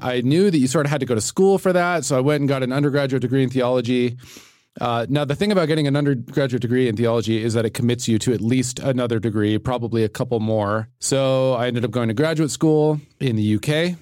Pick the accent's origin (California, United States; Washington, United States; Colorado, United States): Colorado, United States; Littleton; I'm from Littleton